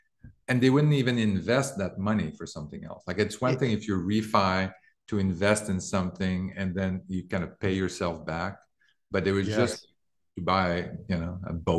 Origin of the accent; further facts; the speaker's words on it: Canada; moved away; I came from Canada in 2000.